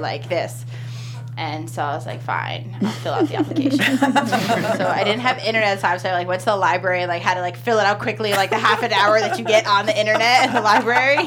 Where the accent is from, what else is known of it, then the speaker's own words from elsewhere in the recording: East Coast, United States; we're from Jersey, New York, East Coast